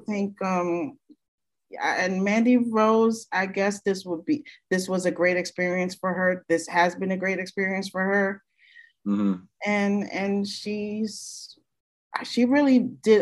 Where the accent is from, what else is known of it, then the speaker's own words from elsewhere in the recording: New York City, New York, United States; I'm from Brooklyn too